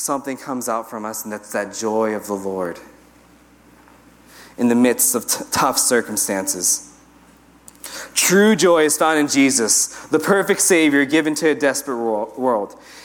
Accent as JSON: {"language": "English", "country": "United States", "said": "I'm American."}